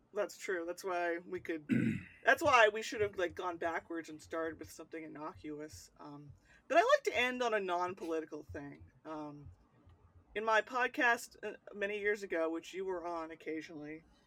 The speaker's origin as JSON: {"language": "English", "country": "United States", "said": "I'll say the states"}